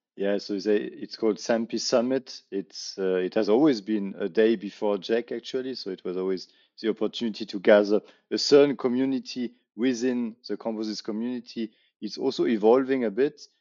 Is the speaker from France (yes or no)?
yes; Paris, Île-de-France, France; we have the Olympic Games in my hometown this uh, summer